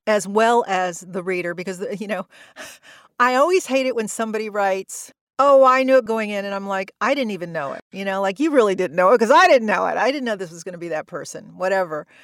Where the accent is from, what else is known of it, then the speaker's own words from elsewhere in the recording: the South, United States; moved away; I grew up in the South